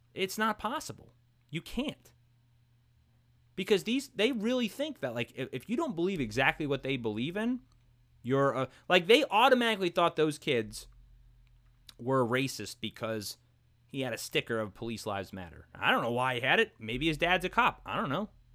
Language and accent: English; New York City, New York, United States; I grew up in Brooklyn, New York.